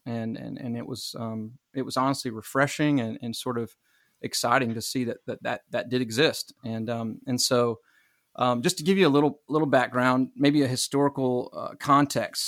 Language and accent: English; Myrtle Beach, South Carolina, United States; I am from Myrtle Beach, South Carolina